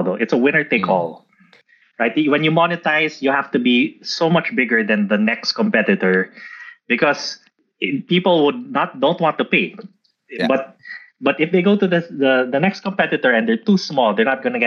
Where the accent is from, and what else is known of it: Philippines